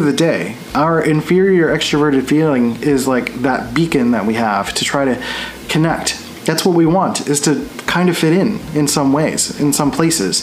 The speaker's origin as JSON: {"language": "English", "town": "Philadelphia", "region": "Pennsylvania", "country": "United States", "tie": "born or raised there", "also_born_or_lived": "San Diego", "moved": "yes", "said": "I grew up in Philly, which is very like aggressive and very like out there"}